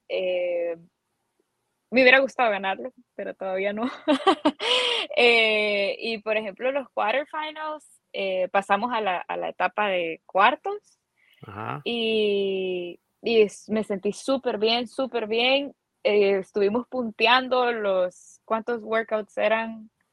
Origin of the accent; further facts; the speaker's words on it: San Salvador, El Salvador; salvadoreña, aquí he vivido siempre